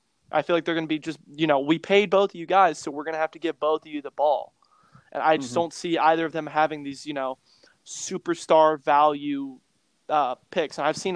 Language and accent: English; Cincinnati, Ohio, United States; we're from Cincinnati